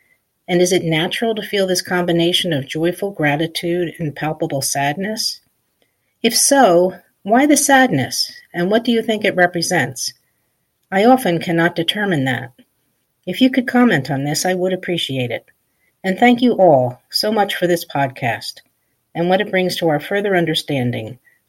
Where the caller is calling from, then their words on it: Cape May, New Jersey, United States; I'm calling from Cape May, New Jersey.